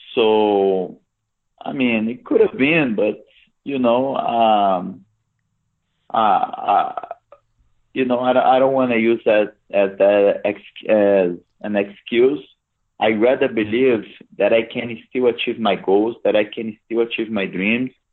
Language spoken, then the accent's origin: English; Brasília, Federal District, Brazil; It's my hometown. Is my birth town